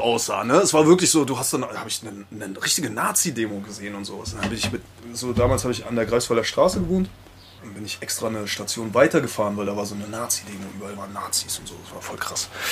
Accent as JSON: {"language": "German", "country": "Spain", "tie": "born or raised there", "moved": "yes", "lives_now": "Germany", "said": "Ich bin in Spanien groß geworden"}